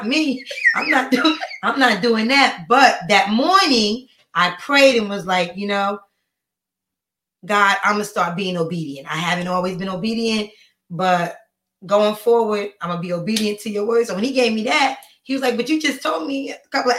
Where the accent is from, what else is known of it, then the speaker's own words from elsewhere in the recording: Paterson, New Jersey, United States; moved away; I'm from New Jersey, Paterson, New Jersey